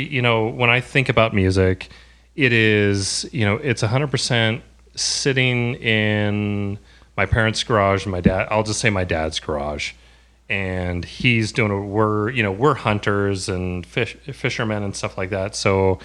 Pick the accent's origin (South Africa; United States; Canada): United States; Carson City, Nevada; So I grew up in Carson City, Nevada, Lake Tahoe area.